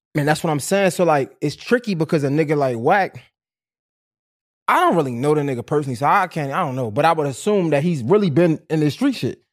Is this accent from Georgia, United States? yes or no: no; Baltimore, Maryland, United States; I'm on Fulton. I'm over west, right? I'm from over west